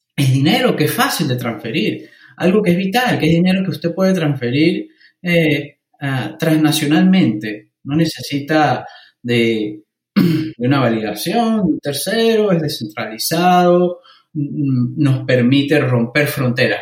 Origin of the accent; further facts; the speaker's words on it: Mérida, Venezuela; moved away as an adult; now in United Kingdom; siendo un venezolano que ha experimentado controles cambiarios, una moneda hiperinflacionaria, el bolívar